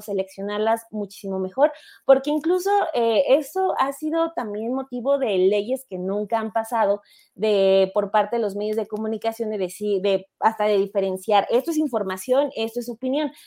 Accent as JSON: {"language": "Spanish", "region": "State of Mexico", "country": "Mexico", "tie": "born or raised there", "said": "yo nací, y crecí en el Estado de México"}